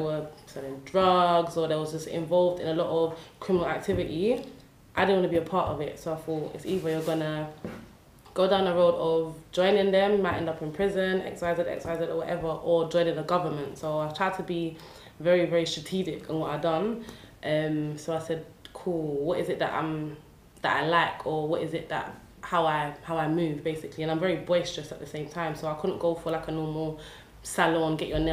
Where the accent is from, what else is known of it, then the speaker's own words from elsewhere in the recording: London, United Kingdom; I'm originally from Newham. I grew up in Beckton